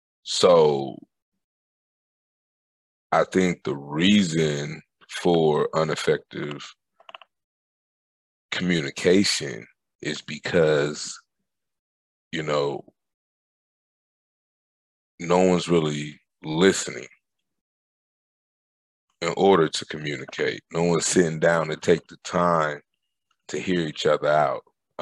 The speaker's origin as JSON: {"language": "English", "country": "Germany", "tie": "born there", "said": "And so I was born in Germany."}